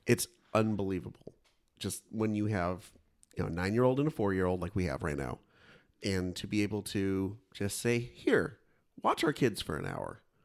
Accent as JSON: {"language": "English", "town": "Kingsburg", "region": "California", "country": "United States", "tie": "born or raised there", "said": "my hometown, Kingsburg"}